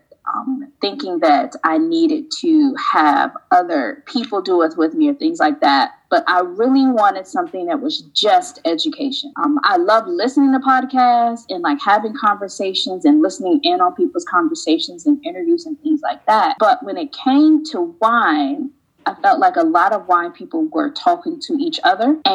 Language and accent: English; Chicago, Illinois, United States; moved away as an adult; now in Paris, France; I'm from Chicago